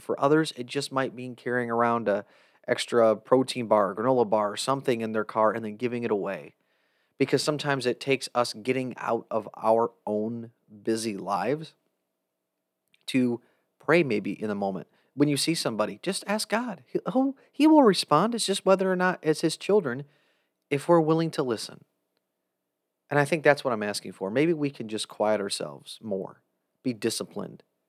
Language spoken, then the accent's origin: English; Jackson, Michigan, United States; Jackson, Michigan's my hometown.